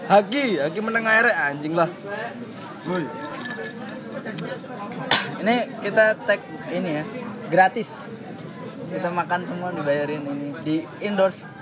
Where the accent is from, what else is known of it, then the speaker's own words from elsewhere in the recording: Jakarta, Indonesia; saya kan asli Jakarta buat liburan aja